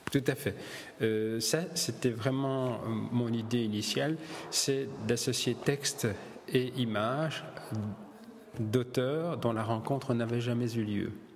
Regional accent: Boussu, Wallonia, Belgium; also born or lived in Italy; je suis né à Boussu dans le Hainaut

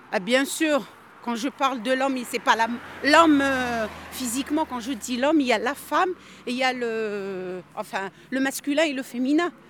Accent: Algeria; moved away; Je suis algérienne

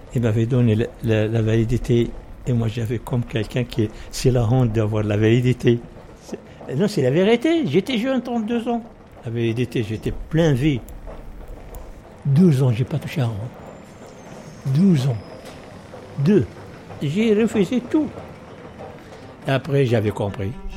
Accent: Morocco; French is a second language; moved away as an adult; now in Sevran, France; Je suis venu avec 170 personnes, avec la police du Maroc

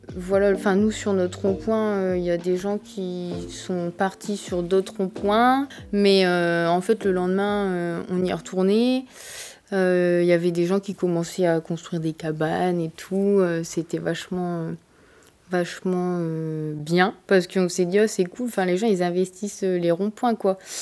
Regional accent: Abbeville, Hauts-de-France, France; also born or lived in Amiens; now in near Amiens, France; je suis originaire d'Abbeville

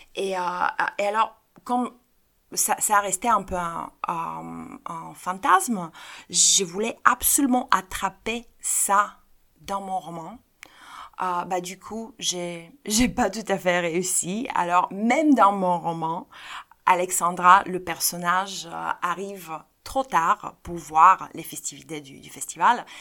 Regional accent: Bulgaria; chez nous en Bulgarie

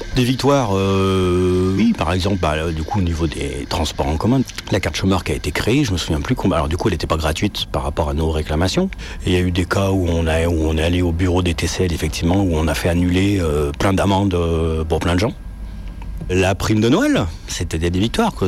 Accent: Lyon, Auvergne-Rhône-Alpes, France; Je suis né à Lyon, centre Mais après, j'ai habité en banlieue, en fait, pendant 20 ans. Et après, je suis revenu habiter à Lyon

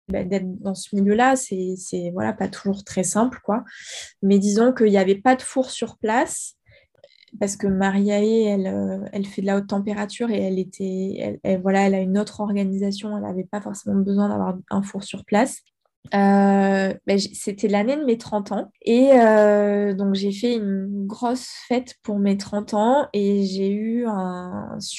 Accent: Guadeloupe, France; also born or lived in South-West France; j'ai vécu dix ans en Guadeloupe, donc finalement, j'ai pas non plus vraiment. Enfin, j'ai grandi en Guadeloupe, en fait, parce que ma mère, elle avait grandi là-bas, enfin, on a beaucoup bougé.

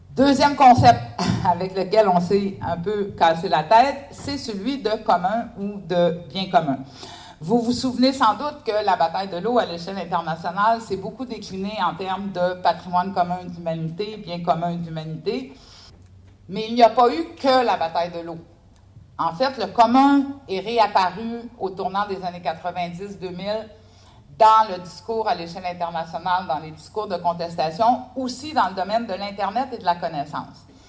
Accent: Canada; je suis canadienne.

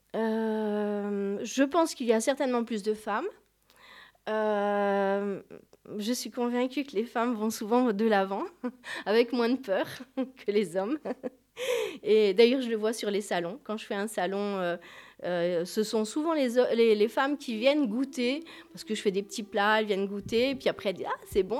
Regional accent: Gers, Occitania, France; je suis du Gers

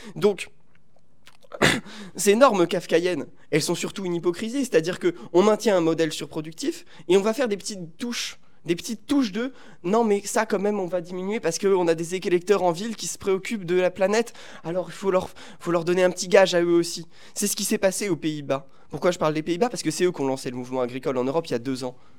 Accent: Paris, Île-de-France, France; j'habite à Paris, j'ai grandi à Paris

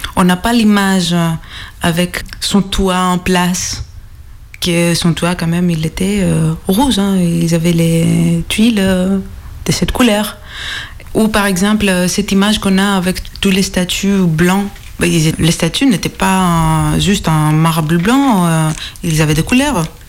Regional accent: Greece; accent: Greek; French is a second language; mon accent est grec

